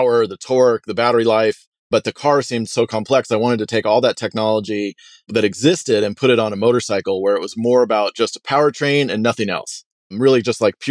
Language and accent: English; Port Angeles, Washington, United States; also born or lived in Stanford, California; I'm from Port Angeles, Washington, which actually I'm in right now. Grew up in the Northwest